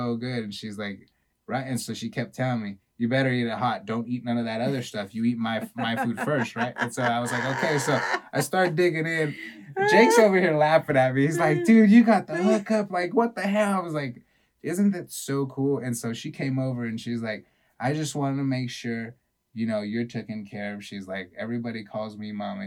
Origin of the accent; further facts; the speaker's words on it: California, United States; I'm from California.